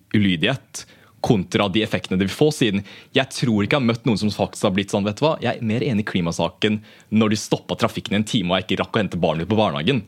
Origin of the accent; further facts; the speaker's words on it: Norway; jeg har jo sånn som blitt oppvokst i den norske kulturen, antar jeg, da, i og med at jeg har gått på barneskole i Norge, gått på ungdomsskole, videregående